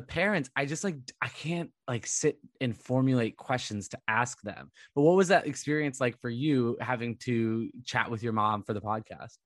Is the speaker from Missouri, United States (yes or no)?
no; Southern California, United States; I grew up in Southern California